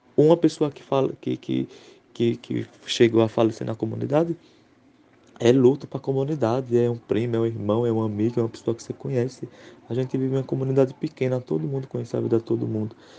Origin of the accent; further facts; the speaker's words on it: Águas Belas, Pernambuco, Brazil; sou da cidade de Águas Belas, né, estado de Pernambuco